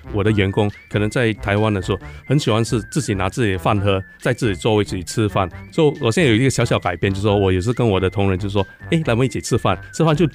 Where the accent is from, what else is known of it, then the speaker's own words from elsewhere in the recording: Singapore; 我是来自新加坡的